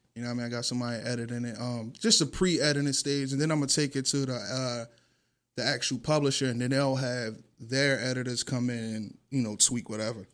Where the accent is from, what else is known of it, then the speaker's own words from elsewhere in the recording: Atlantic City, New Jersey, United States; moved away as an adult; also born or lived in Beverly Hills; I'm from Pitney